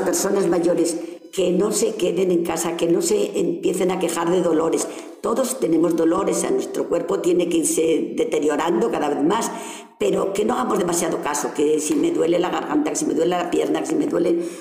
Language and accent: Spanish; Casillas de Flores, Castile and León, Spain; moved away as an adult; now in Ciudad Rodrigo, Spain; Yo nací en Casilla de Flores y allí me crié, hasta que me casé y me vine a vivir aquí